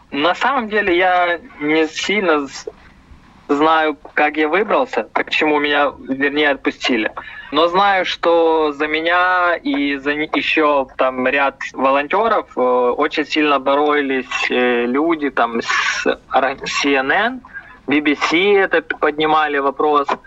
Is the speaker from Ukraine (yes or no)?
yes; Ukraine; Ну, знаете, мне, наверное, будет казаться то, что я украинец